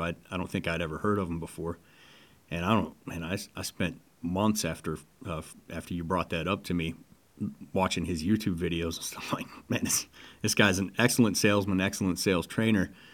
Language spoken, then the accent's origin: English; Detroit, Michigan, United States; moved away; also born or lived in Las Vegas; I grew up in Detroit